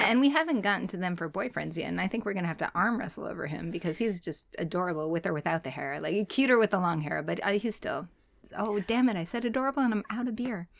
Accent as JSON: {"language": "English", "town": "Boston", "region": "Massachusetts", "country": "United States", "tie": "born or raised there", "said": "as a Bostonian, born and bred, third generation"}